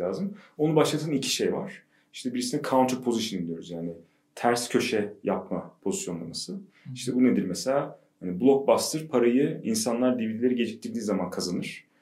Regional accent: Ankara, Turkey; ben e, işte Ankaralıyım. TED mezunuyum.

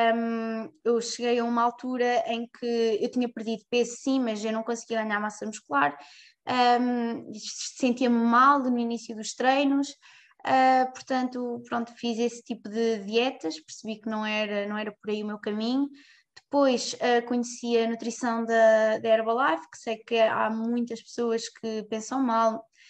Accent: Fátima, Centro, Portugal; also born or lived in Ourém / Covilhã; Cresci sempre em Fátima

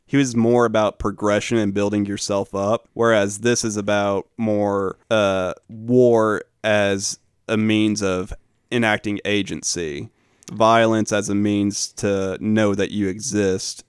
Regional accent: the South, United States; as a Southerner

